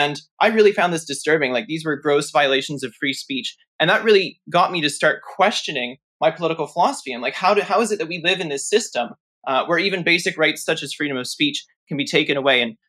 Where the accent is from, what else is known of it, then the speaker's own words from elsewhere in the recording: Toronto, Ontario, Canada; I grew up in Toronto in Canada, and that's where I currently am